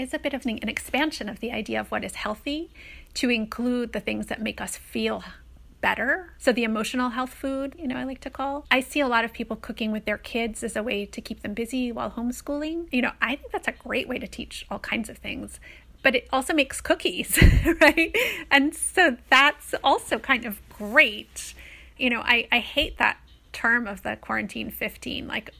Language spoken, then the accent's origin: English; Brooklyn, New York, United States; My mother raised me by herself, and she was from England, and she was this kind of cool hippie chick who was interested in everything. And so she loved New York.